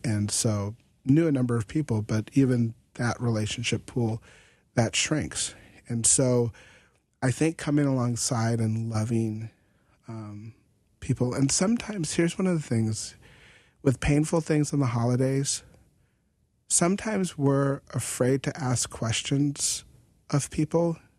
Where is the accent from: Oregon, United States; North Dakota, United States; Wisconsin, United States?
North Dakota, United States; we're from North Dakota